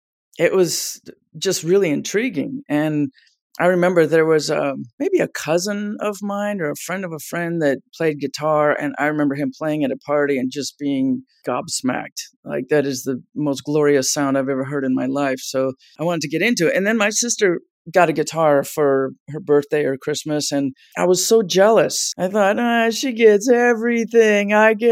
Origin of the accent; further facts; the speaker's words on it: California, United States; also born or lived in New York; I started at 8 and we moved to California when I was 9 from New York.